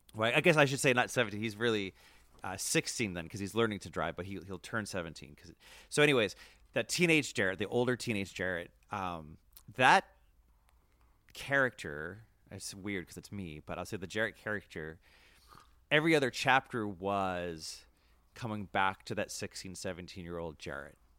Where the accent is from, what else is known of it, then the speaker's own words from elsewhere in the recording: Worcester, Massachusetts, United States; I grew up in Worcester, Mass.